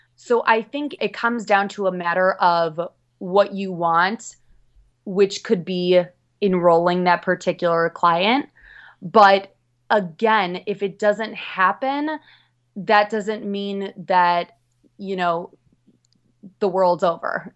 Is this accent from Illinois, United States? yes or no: yes; Chicago, Illinois, United States; now in New York City, United States; I'm originally from Chicago, Midwest girl, moved out to New York